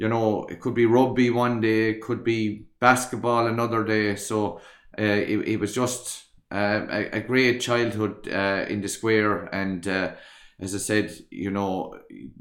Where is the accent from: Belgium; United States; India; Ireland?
Ireland; Kilkee, Munster; born or raised there